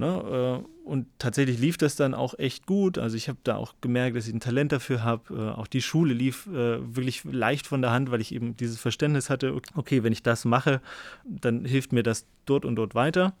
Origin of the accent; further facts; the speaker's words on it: Vogtland, Saxony, Germany; moved away; ich komme ursprünglich aus dem Vogtland